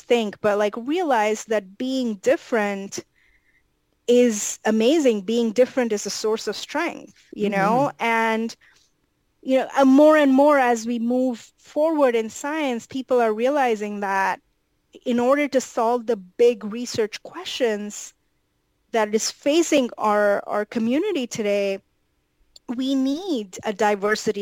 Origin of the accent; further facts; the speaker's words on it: India; moved away; I grew up in India